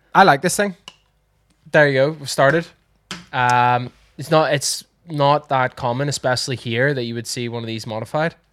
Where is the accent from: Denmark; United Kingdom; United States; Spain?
United Kingdom; Northern Ireland; We are Irish. Northern Irish.